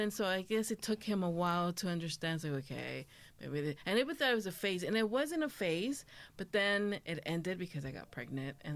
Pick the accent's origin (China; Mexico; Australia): Mexico; I also love menudo because of growing up in Mexico, my grandma would take me to Chana and she had un puesto